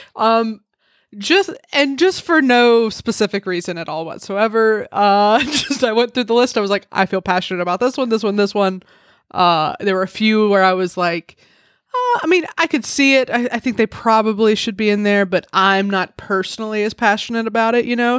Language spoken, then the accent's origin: English; Alabama, United States; I grew up in Alabama, and we have T Vs there